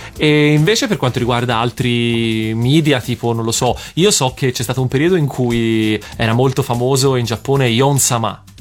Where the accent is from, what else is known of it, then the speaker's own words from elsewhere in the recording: Florence, Tuscany, Italy; da buon fiorentino